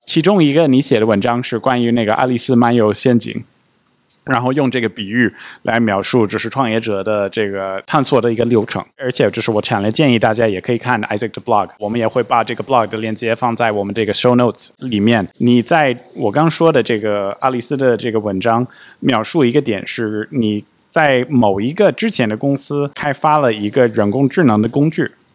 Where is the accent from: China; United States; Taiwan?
United States; 作为一个美国人